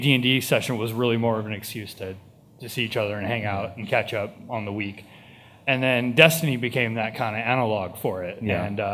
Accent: East Bay, California, United States; I'm from the East Bay.

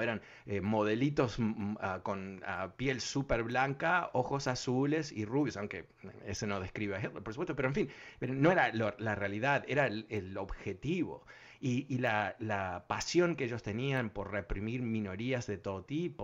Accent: Uruguay; now in United States; no voy a ser francés, voy a ser un uruguayo que vive en Francia

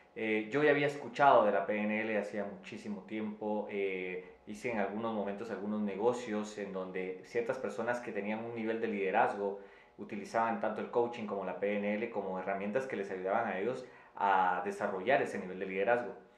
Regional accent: Quetzaltenango, Guatemala; en la ciudad donde yo, de donde yo vengo, en Quetzaltenango, en Guatemala, que es la segunda ciudad

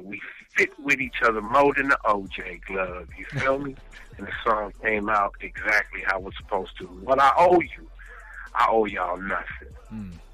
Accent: Los Angeles, California, United States; also born or lived in South Bronx, New York; I was born in South Bronx, but moved to the West Coast when I was like uh, three years old

